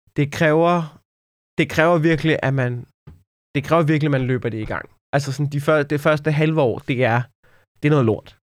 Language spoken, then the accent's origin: Danish; Denmark; man som dansker